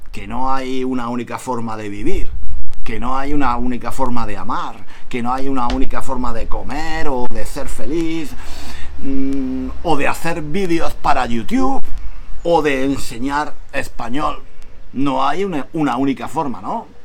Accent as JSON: {"language": "Spanish", "country": "Spain", "said": "Yo aquí soy extranjero, soy español."}